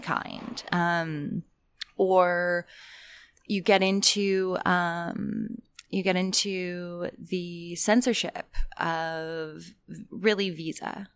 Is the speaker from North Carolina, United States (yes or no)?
yes; North Carolina, United States; I grew up in North Carolina